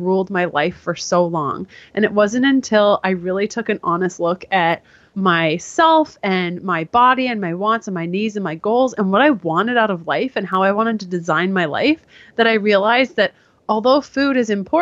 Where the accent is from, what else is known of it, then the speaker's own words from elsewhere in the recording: Canada; I am Canadian, and I only say that now because I'm in the States currently